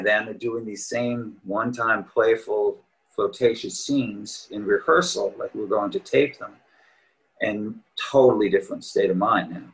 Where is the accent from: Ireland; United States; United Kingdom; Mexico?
United States; Long Island, New York; moved away as an adult; also born or lived in Queens, New York / Boston / Manhattan / Montclair, New Jersey; I was born and raised in New York. Uh, I was born in Queens. Uh, I lived there till I was eight years old and grew up on Long Island